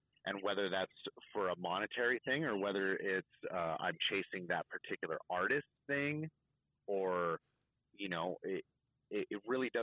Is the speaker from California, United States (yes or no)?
yes; California, United States; I'm only from California